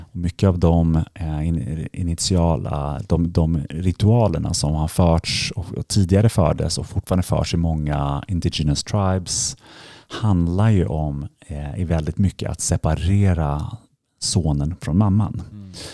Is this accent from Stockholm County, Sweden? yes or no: yes; Stockholm, Stockholm County, Sweden; moved away as an adult; also born or lived in London; jag är uppvuxen här i Stockholm